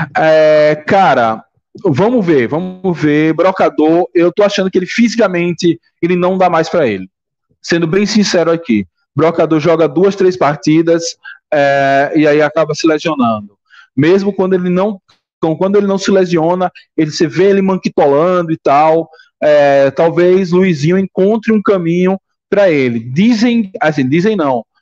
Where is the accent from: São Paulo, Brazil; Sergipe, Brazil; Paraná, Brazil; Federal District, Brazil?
Sergipe, Brazil; Marcos Freire; also born or lived in Aracaju; Morei muitos anos no Marcos Freire, cresci lá